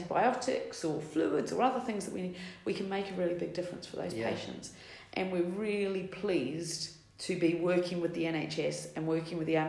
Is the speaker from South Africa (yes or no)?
no; New Zealand; moved away as an adult; also born or lived in London, United Kingdom; now in United Kingdom; I'm from New Zealand originally. I've been in the UK over 20 years